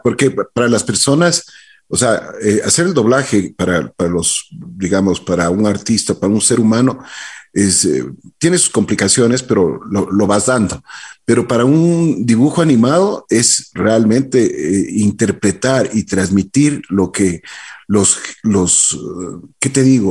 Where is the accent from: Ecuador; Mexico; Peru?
Ecuador